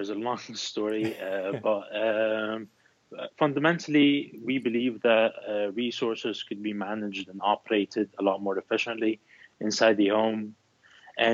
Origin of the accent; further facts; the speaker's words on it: Philadelphia, Pennsylvania, United States; Yeah, that is correct. I'm from Philadelphia.